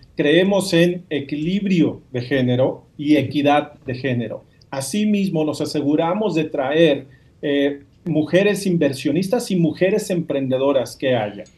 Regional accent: Mexico; yo soy mexicano

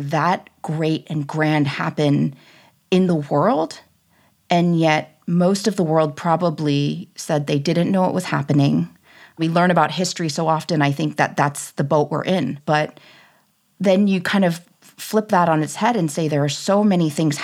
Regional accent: United States; I was born here in the United States.

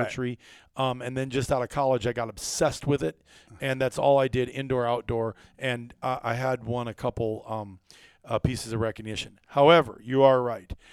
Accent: Iowa, United States; moved away as an adult; also born or lived in Wisconsin; growing up in Iowa

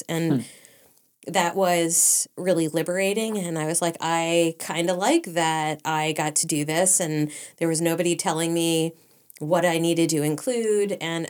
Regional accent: Pennsylvania, United States; from Western Pennsylvania.

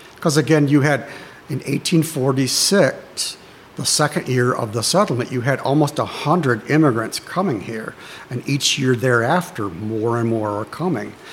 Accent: Frankenmuth, Michigan, United States; I grew up right here in Frankenmuth Township on Junction Road, so not even a mile away from the church here.

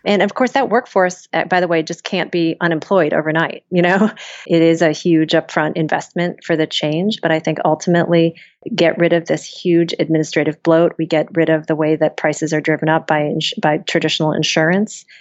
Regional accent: small town near Cleveland, Ohio, United States; moved away; Small town Ohio, Ferry Park, Ohio, outside of Cleveland

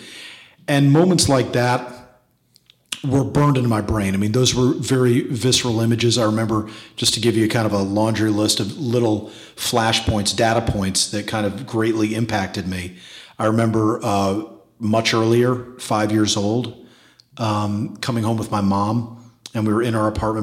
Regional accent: New York City, New York, United States; I was growing up in New York City in the 80s.

